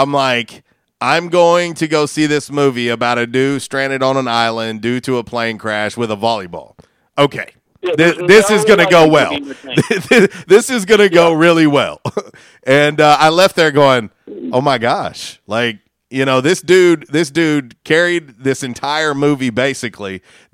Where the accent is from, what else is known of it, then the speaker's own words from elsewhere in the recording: St. Petersburg, Florida, United States; moved away; When I grew up in St. Petersburg, Florida